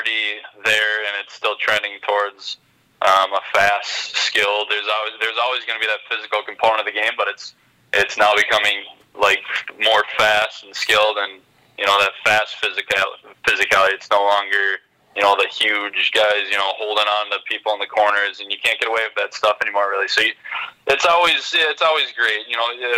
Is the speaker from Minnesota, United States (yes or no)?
yes; Rogers, Minnesota, United States; I grew up in Rogers, smaller city, only 10,000-12,000, and it was a great experience